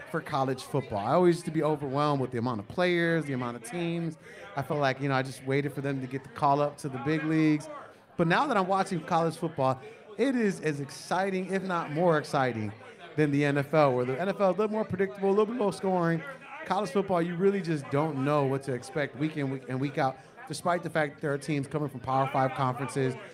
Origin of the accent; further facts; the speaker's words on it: Chicago, Illinois, United States; well, yeah, I grew up in Chicago.